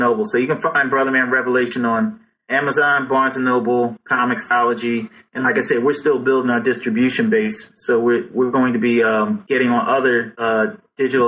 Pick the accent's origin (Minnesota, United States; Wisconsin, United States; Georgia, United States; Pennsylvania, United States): Pennsylvania, United States; Philadelphia; growing up in Philly